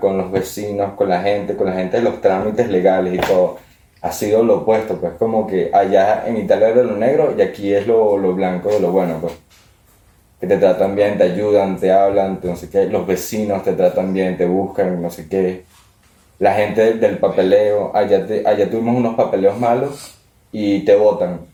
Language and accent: Spanish; Venezuela; also born or lived in Italy; now in Madrid, Spain; Así que sigo veneco. Siempre voy a ser veneco.